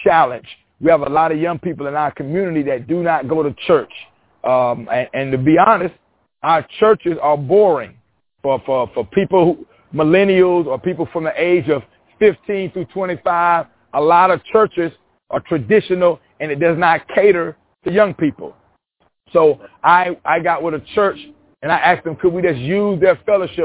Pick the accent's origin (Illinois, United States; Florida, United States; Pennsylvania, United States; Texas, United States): Florida, United States; Panama City; also born or lived in Walton County, Florida / Union Springs, Alabama; I'm born and raised in Panama City, Florida